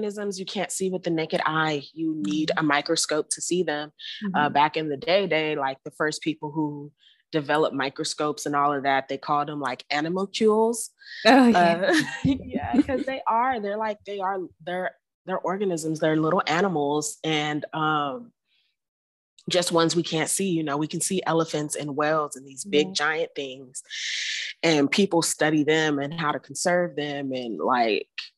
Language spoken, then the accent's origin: English; Houston, Texas, United States; moved away as an adult; also born or lived in Northern California / Washington, District of Columbia, United States / College Station, Texas / Davis, California; now in Florida, United States; I was raised in Houston, Texas